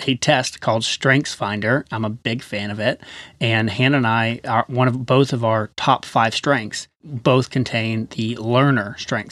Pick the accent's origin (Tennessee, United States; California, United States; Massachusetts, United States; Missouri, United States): Tennessee, United States; Chattanooga; moved away; We're originally from Chattanooga, Tennessee.